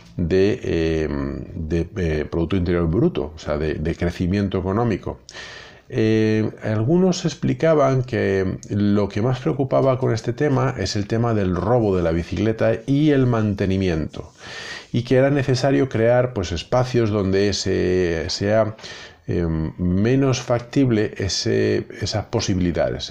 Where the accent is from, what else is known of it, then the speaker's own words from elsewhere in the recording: Galicia, Spain; yo como buen gallego